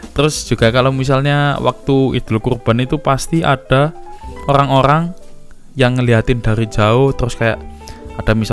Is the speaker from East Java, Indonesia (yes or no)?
yes; Tuban, East Java, Indonesia; kalau teman-teman sering manggil saya orang Tuban ya karena memang asal saya dari sana desa Tasik Madu penghasil belimbing